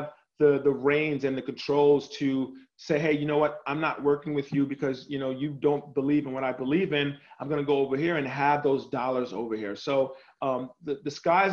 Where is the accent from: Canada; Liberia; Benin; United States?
United States; New York City, New York; moved away as an adult; also born or lived in Indiana / Miami / Chicago; I was born and raised in New York City